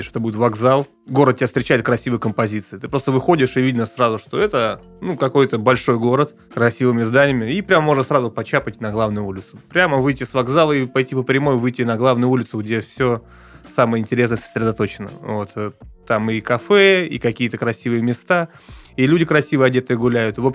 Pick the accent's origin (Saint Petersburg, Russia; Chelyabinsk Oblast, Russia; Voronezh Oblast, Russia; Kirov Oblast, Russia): Voronezh Oblast, Russia; Voronezh; Да, я из Воронежа, ты совершенно прав.